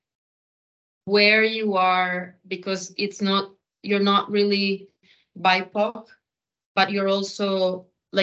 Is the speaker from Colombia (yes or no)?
yes; Colombia; I am Colombian